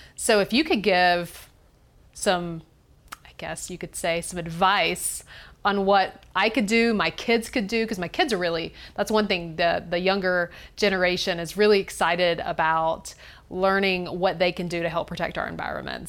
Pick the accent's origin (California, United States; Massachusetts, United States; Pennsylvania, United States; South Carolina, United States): South Carolina, United States; Greenville; I'm from Greenville, South Carolina